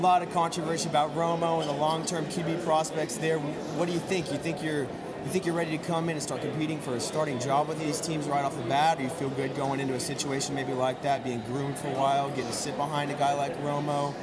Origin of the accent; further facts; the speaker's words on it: Texas, United States; We're from Texas